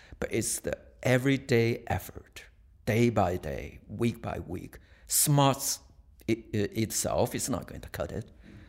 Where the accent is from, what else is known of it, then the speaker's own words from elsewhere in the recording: China; I was born 1957 in China.